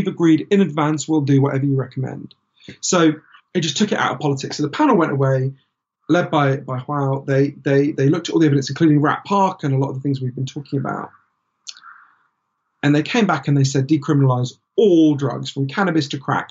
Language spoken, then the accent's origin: English; United Kingdom; we're British